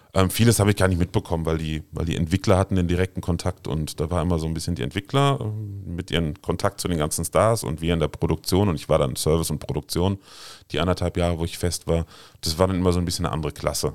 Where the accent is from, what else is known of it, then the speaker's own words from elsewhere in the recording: Glees, Rhineland-Palatinate, Germany; also born or lived in Heimersheim; ich bin auf einem kleinen Dorf in der Nähe von Maria Laach in Glees aufgewachsen